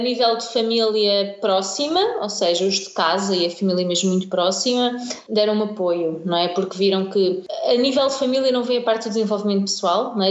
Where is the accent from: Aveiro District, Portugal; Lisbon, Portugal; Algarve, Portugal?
Algarve, Portugal; moved away as an adult; now in Barcelos, Portugal; sou do Algarve, mais propriamente da Vira, e estou a viver perto de Braga, em Barcelos